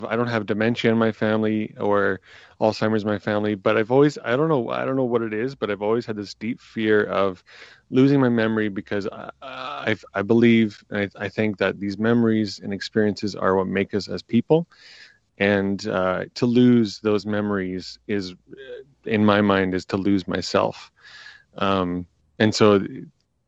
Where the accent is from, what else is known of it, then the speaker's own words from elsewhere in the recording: Swift Current, Saskatchewan, Canada; I grew up in Swift Current, Saskatchewan